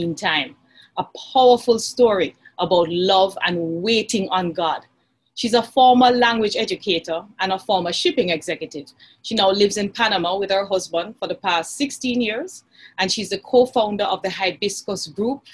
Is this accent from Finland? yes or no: no; Jamaica; I am a Jamaican